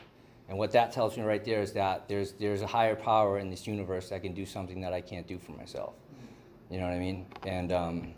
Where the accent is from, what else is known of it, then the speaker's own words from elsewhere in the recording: Southern Connecticut, United States; moved away as an adult; now in California, United States; I'm from the East Coast. I'm from Southern Connecticut